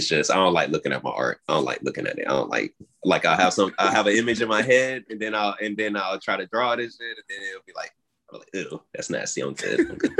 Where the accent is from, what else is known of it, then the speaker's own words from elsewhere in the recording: Oklahoma, United States; now in South Carolina, United States; But I'm not originally from South Carolina. I came from Oklahoma and shit, and my dad's a tattoo artist based out there and shit.